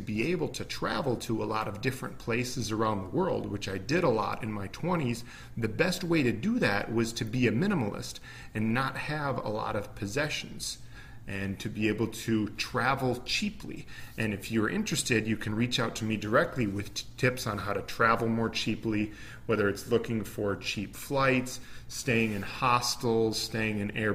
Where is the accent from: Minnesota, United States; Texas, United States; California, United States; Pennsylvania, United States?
Minnesota, United States; I'm from Minnesota, from the US, and I grew up in an upper middle class family